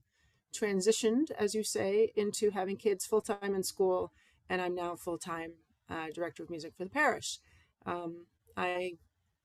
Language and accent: English; Massachusetts, United States; now in Maine, United States; my hometown church in Massachusetts